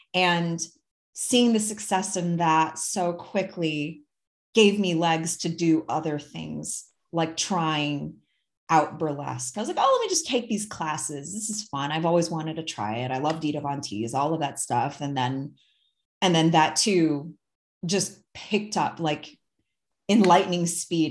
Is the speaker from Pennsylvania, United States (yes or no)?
no; Ann Arbor, Michigan, United States; now in near Twin Falls, Idaho, United States; I'm originally from the Midwest and I grew up in a smaller town, but it honestly wasn't that small. Like, I grew up in a college town, um, Ann Arbor, Michigan